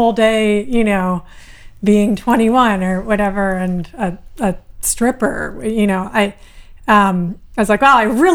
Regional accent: Berkeley, California, United States; I grew up in Berkeley, which is a pretty radical city

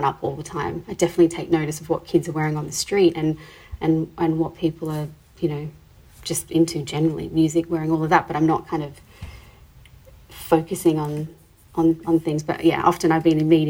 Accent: Adelaide, South Australia, Australia; moved away as an adult; also born or lived in Sydney; I grew up in Adelaide

